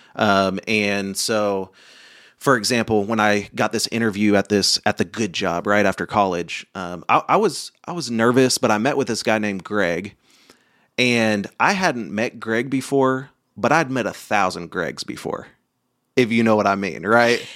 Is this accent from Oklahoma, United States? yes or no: yes; Oklahoma, United States; I grew up in Oklahoma and then went to college.